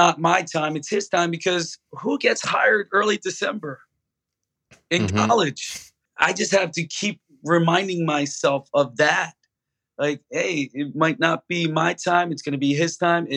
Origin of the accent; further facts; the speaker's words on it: Philadelphia, Pennsylvania, United States; I'm from Philly